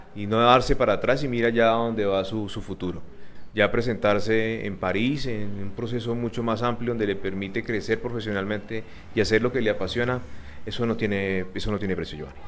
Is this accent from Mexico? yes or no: no; Palmira, Valle del Cauca, Colombia; nuestro municipio